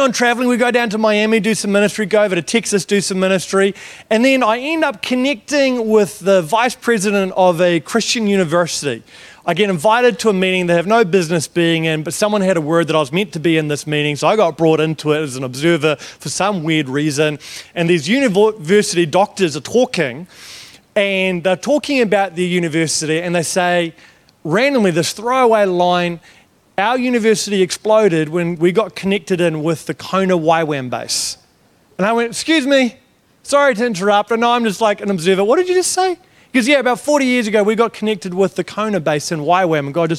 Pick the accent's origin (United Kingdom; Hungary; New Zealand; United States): New Zealand; I'm from New Zealand, not Australia.